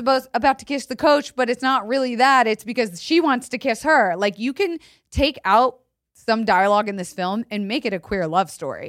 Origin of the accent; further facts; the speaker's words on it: United States; as an American girl